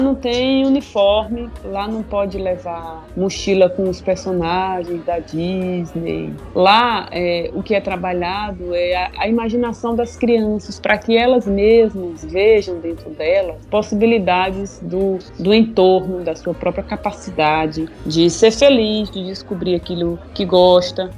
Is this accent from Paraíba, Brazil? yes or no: yes; Paraíba, Brazil; now in Bahia, Brazil; sou paraibana e vivo na Bahia